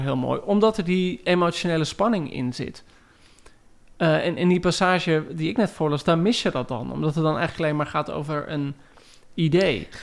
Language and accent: Dutch; Heerewaarden, Gelderland, Netherlands; ik groeide op in Heergewaard